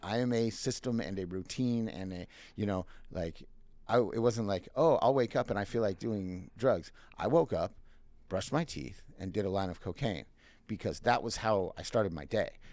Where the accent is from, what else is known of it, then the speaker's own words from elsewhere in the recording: Minnesota, United States; moved away; I am originally from Minnesota